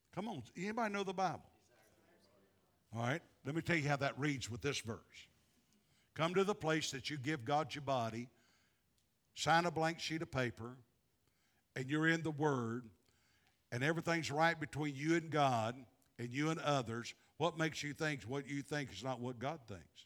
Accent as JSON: {"language": "English", "region": "the American South", "country": "United States", "said": "I'm a Southerner."}